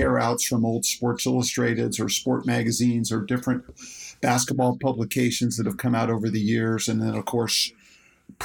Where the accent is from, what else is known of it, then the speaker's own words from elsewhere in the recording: Dayton, Ohio, United States; growing up in Dayton, Ohio, which is a big college basketball community